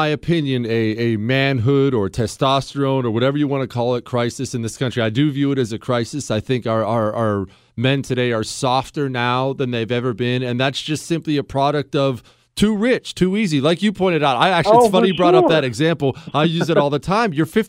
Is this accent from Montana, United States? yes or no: yes; Montana, United States; also born or lived in Ohio; Because I grew up mainly in Montana. Now, some in Ohio, but mainly in Montana. And Montana's as white as snow.